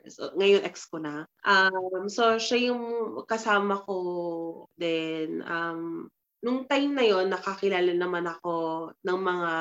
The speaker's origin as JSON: {"language": "Tagalog", "country": "Philippines", "lives_now": "Madrid, Spain", "said": "sabihin natin as a Filipino, madali, no?"}